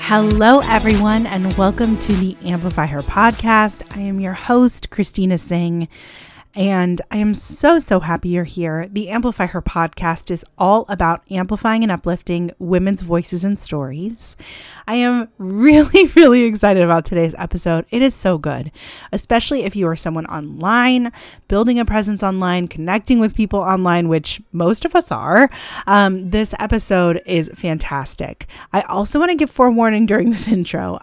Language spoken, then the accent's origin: English; California, United States; moved away as an adult; also born or lived in Buffalo, New York; I'm originally from California and I moved to Buffalo